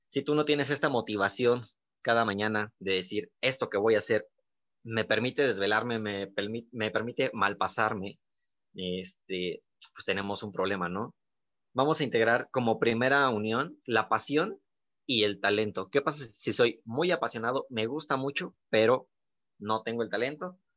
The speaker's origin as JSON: {"language": "Spanish", "country": "Mexico", "said": "esta parte mexicana que también tenemos, pues sentirnos orgullosos, ¿no? Que como mexicanos también podemos"}